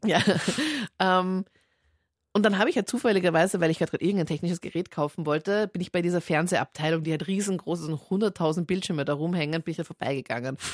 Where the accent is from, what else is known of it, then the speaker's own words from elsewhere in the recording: Linz, Upper Austria, Austria; ist meine Heimatstadt